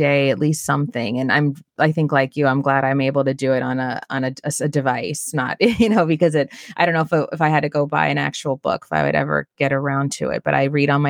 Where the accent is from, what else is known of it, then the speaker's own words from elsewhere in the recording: New York City, New York, United States; as a New Yorker